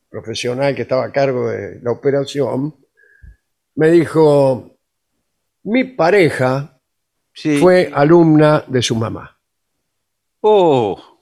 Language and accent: Spanish; Magdalena, Buenos Aires Province, Argentina; soy de Magdalena.